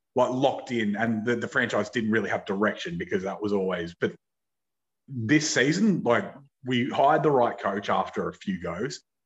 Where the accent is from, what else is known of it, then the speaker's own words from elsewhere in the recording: Australia; as an Australian